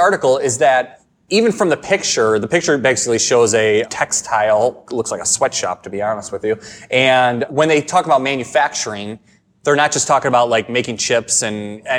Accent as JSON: {"language": "English", "town": "Chicago", "region": "Illinois", "country": "United States", "said": "we're from Chicago"}